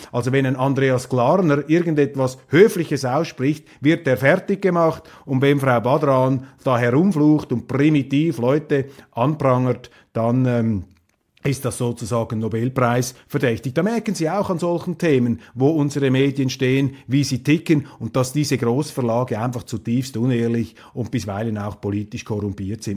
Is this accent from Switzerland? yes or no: yes; Switzerland; als Schweizer